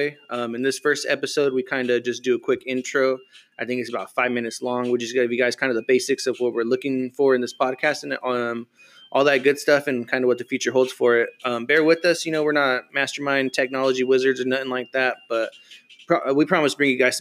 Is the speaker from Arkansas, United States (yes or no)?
no; Madera, California, United States; now in Merced, United States; I'm from Merced. Well, from Madera, but I rep Merced for right now, I guess, until I go back